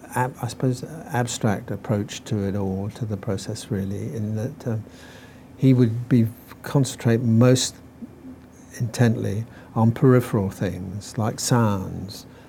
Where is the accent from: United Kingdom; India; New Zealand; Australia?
United Kingdom; Norwich, East of England; Norwich, my hometown